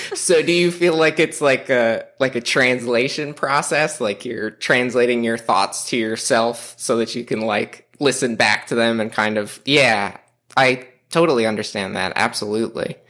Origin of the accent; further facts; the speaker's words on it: New York City, New York, United States; moved away; I'm from Staten Island, which all the other boroughs would tell me that I'm not from New York City